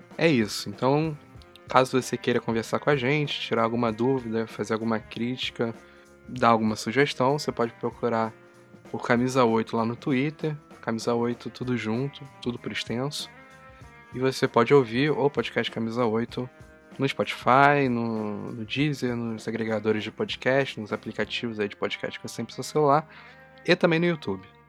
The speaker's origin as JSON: {"language": "Portuguese", "region": "São Paulo", "country": "Brazil", "tie": "born or raised there", "said": "eu nasci em São Paulo"}